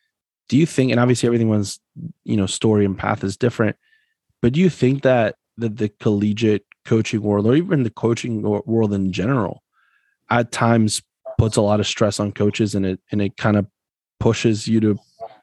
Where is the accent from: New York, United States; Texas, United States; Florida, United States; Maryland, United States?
Florida, United States; Broward County; moved away; I grew up in Broward County. So, and I went to college at Nova Southeastern.